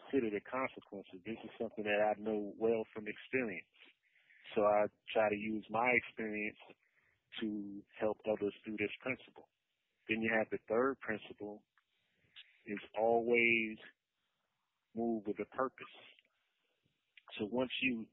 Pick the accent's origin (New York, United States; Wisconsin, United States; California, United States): New York, United States; New York City; now in North Carolina, United States; I'm born and raised in Brooklyn